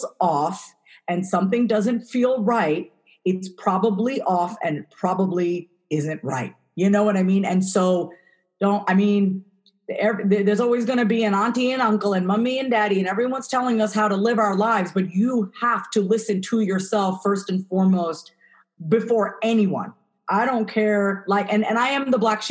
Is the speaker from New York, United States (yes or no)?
yes; New York, United States; I was born and raised in New York